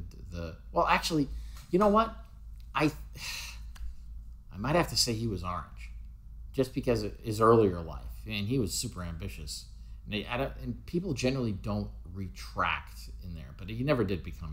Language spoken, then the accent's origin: English; United States; I'm not British, I'm American